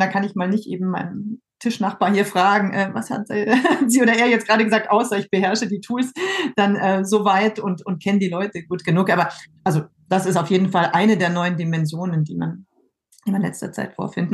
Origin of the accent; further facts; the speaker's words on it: Germany; moved away as an adult; now in France; Ich ähm, bin ja Deutsche und ähm, habe so mehr oder weniger aus Zufall oder zum Mal ausprobieren in jungen Jahren in Frankreich äh, angefangen zu studieren und das hat mir dann ganz gut gefallen und ich bin geblieben